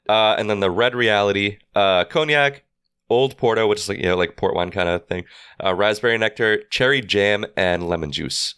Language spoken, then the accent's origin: English; New York, United States; we're from New York